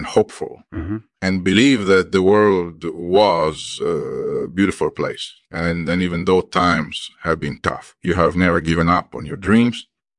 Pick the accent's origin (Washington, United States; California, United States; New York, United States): New York, United States; also born or lived in Paris, France / Florida; I was born in Paris, France in 1965. I spent my early years there, and then when I was about 10, my family moved to the United States. We lived in upstate New York for a while, and then we moved down to Florida.